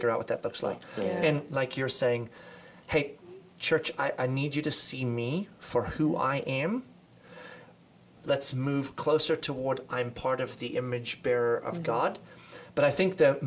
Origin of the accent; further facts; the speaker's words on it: South Africa; moved away; We grew up in South Africa, a unique experience, obviously